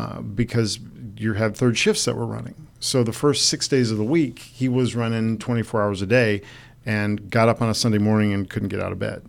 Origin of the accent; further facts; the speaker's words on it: Detroit, Michigan, United States; moved away; Detroit, my hometown